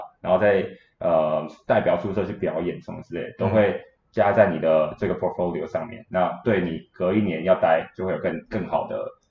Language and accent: Chinese; Taiwan; 去找中国人，但是我台湾人应该没有这种，